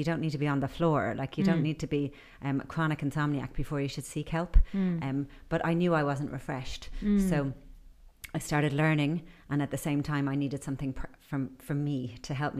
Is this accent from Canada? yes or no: no; Ireland; I grew up in Ireland